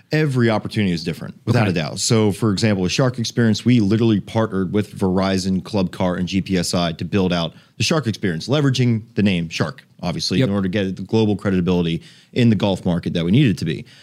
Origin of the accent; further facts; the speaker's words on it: South Florida, United States; I grew up here in South Florida, went to school at University of Miami. This is my hometown here